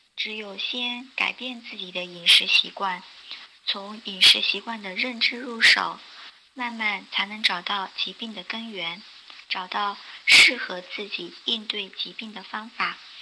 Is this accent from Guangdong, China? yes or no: yes; Meizhou, Guangdong, China; also born or lived in Changping, Beijing; now in Beijing, China; 我来自广东梅州，现居北京昌平